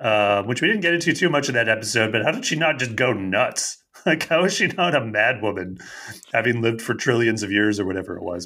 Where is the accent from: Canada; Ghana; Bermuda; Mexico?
Canada; accent: Canadian; my Canadian accent